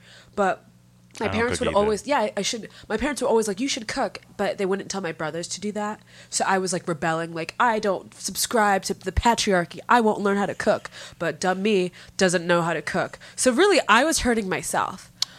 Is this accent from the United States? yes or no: no; Nigeria; I am Nigerian.